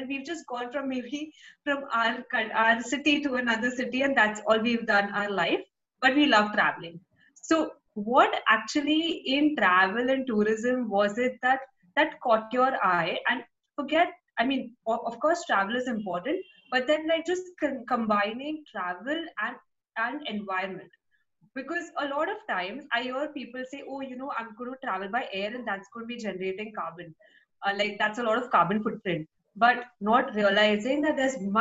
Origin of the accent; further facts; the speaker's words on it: Mumbai, Maharashtra, India; I'm from Mumbai